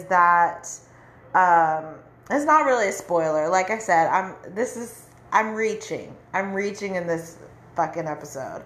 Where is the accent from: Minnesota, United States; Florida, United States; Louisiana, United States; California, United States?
California, United States; moved away as an adult; go to California, go back to my hometown to visit